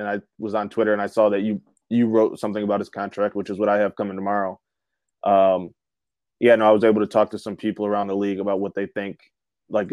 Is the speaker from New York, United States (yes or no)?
no; Michigan, United States; I'm from Michigan